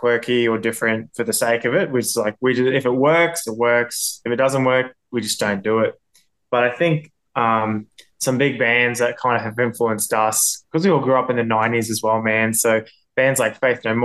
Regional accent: Townsville, Queensland, Australia; now in Brisbane, Australia; I grew up in Townsville

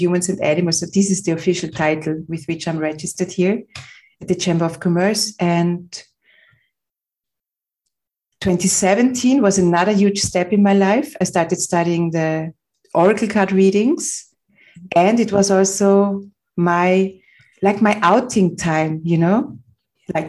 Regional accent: Vienna, Austria; I was born in Vienna, Austria, on a beautiful summer morning in 1972.

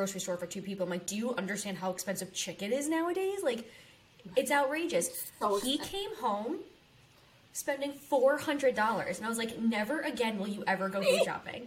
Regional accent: New Jersey, United States; also born or lived in South Carolina; we live in South Carolina, but we're from New Jersey

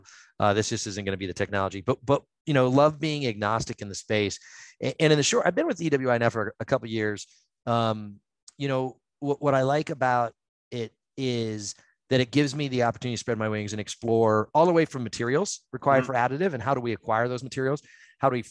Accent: Northeast Ohio, United States; I grew up in Northeast Ohio, where all the steel mills were up there

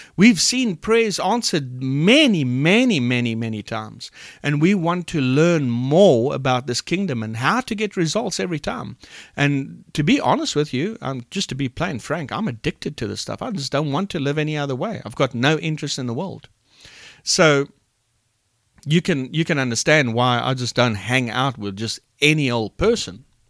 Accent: Port Elizabeth, Eastern Cape, South Africa; I'm from Port Elizabeth, South Africa

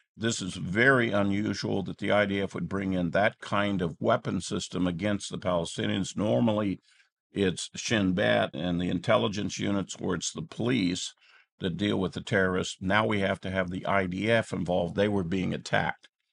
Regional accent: United States; as American citizens

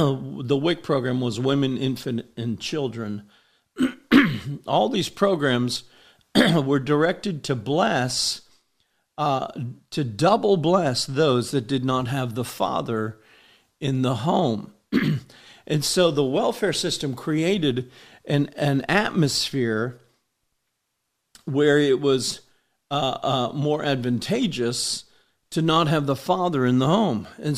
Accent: Homestead, Florida, United States; I grew up in Homestead, Florida. It was a very poor town, and the welfare system was alive and well in Homestead, Florida when we were growing up.

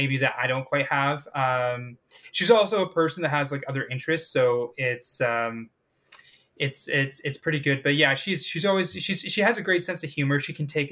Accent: Manitoba, Canada; this prairie boy because I'm originally from Manitoba

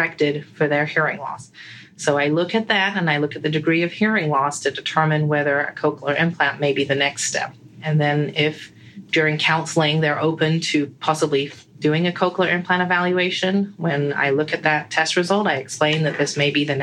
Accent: England, United Kingdom; moved away as an adult; also born or lived in United States; now in Sarasota, United States; I was born and raised in England, and then I moved to the States when I decided to become an audiologist

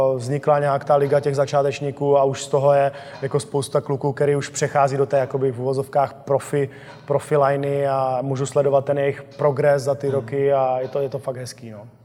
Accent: Czechia; jsme jako Češi silný národ

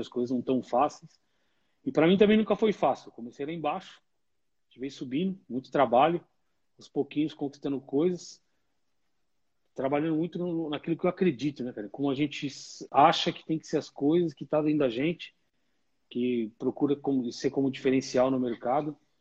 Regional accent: São Bernardo do Campo, São Paulo, Brazil; Da onde eu sou originalmente, e... aí sou de São Bernardo, no bairro Pauliceia

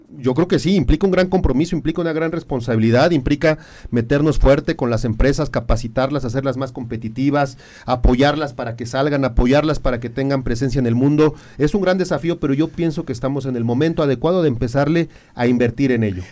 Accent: Querétaro, Mexico; quienes somos queretanos

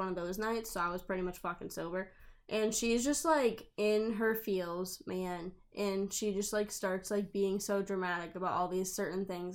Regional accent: southern New Hampshire, United States; I live in southern New Hampshire

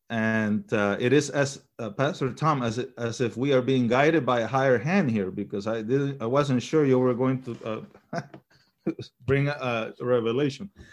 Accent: Panama; also born or lived in Chile; now in United States; We migrated to Panama when I was a, maybe a year old or so. and, um, was raised in Panama until I came to the United States.

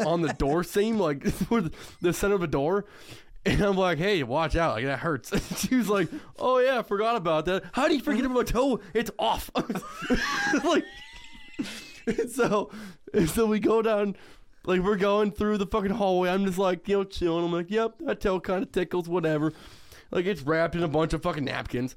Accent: Iowa, United States; also born or lived in Cedar Rapids, Iowa; I moved, like, to Cedar Rapids, which is thirty-five minutes away from my hometown.

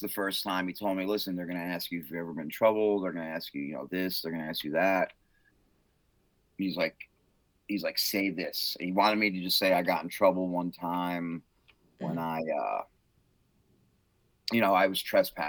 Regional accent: New York City, New York, United States; I'm from New York, Brooklyn. I've lived all over New York, though.

